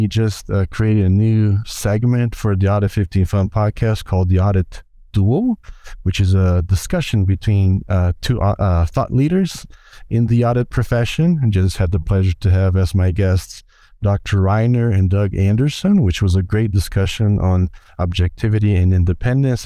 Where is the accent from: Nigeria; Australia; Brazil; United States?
Brazil; I'm from Brazil.